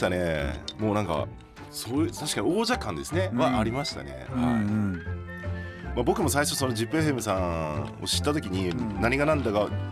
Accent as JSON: {"language": "Japanese", "region": "Aichi", "country": "Japan", "tie": "born or raised there", "also_born_or_lived": "Los Angeles, United States", "said": "僕はあの愛知県で生まれ育ったんですけど"}